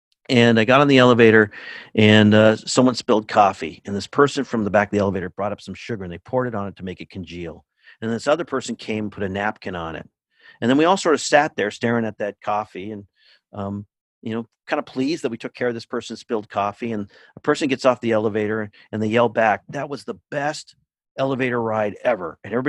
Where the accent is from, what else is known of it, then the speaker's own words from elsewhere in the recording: California, United States; now in Cambridge, Massachusetts, United States; I'm in Cambridge, Massachusetts. I grew up in California